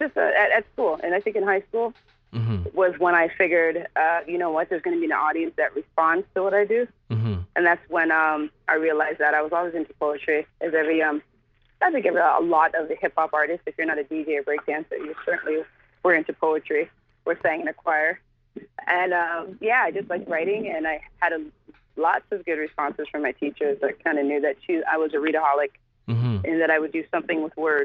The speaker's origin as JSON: {"language": "English", "country": "Canada", "said": "we rap and we're from Canada."}